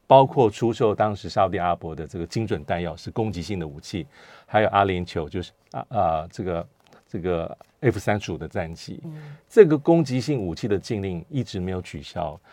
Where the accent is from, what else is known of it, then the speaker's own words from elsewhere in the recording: Taiwan; 我们台湾这边